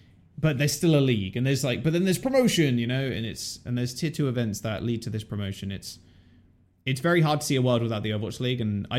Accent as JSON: {"language": "English", "town": "Boston", "region": "Massachusetts", "country": "United States", "said": "oh, I'm from Boston."}